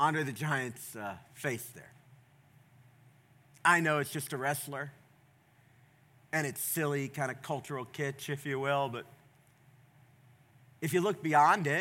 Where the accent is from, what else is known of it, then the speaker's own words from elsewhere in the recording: the South, United States; I grew up in the South